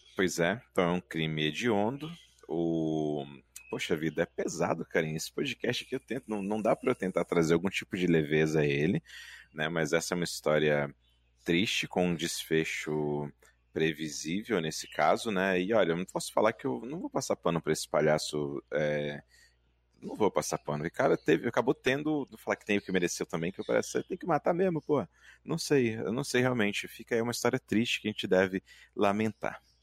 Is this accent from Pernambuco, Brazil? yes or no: no; Minas Gerais, Brazil; Eu, enquanto mineiro de Minas Gerais